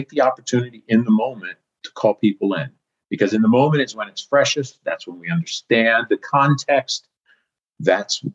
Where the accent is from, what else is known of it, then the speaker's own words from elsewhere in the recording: East Coast, United States; now in California, United States; I live in California now, like you, Jackie, but I'm from the East Coast